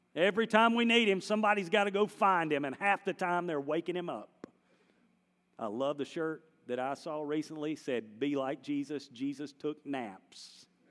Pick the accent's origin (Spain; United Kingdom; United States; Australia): United States; North Carolina; I'm from North Carolina